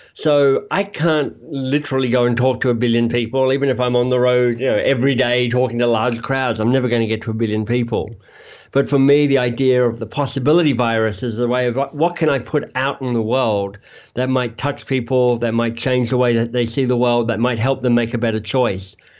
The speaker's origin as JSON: {"language": "English", "country": "Australia", "also_born_or_lived": "Oxford, United Kingdom / Toronto area, Canada", "moved": "as an adult", "lives_now": "Toronto, Canada", "said": "I'm from Australia, but in Canada now"}